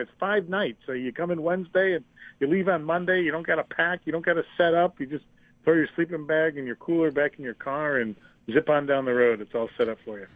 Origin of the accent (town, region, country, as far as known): Buffalo, New York, United States; born or raised there